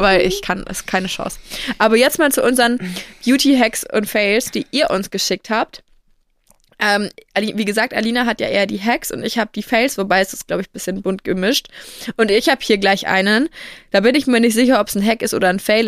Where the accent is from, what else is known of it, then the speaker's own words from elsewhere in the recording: Franconia, Bavaria, Germany; bei uns in Franken